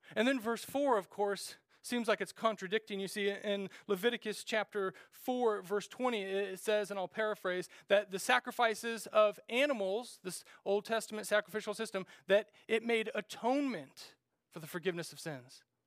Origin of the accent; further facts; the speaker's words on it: Randolph, Kansas, United States; moved away; growing up in Randolph, Kansas, uh, there was just a little gas station